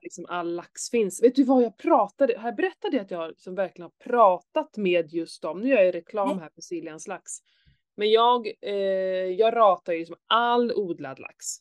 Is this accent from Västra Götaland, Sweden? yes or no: no; Skåne, Sweden; när jag var liten så här, i Skåne